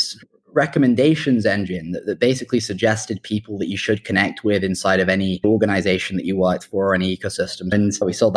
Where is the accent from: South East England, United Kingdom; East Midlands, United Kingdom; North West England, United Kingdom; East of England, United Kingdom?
South East England, United Kingdom; Oxford; also born or lived in Hong Kong / London; I was born in Hong Kong and grew up there till I was about 9 or 10, and then found myself at school in the UK in Oxford